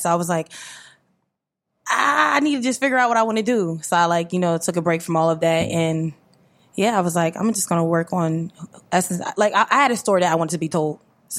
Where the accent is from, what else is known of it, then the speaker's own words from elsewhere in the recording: Willingboro, New Jersey, United States; now in Trenton, United States; I'm from Willingboro, New Jersey. Shout out to Willingboro.